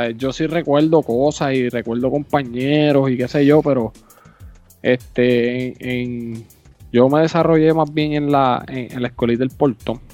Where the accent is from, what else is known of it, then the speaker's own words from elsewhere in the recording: Aibonito, Puerto Rico; yo nací en Ay Bonito, en el Hospital Menonita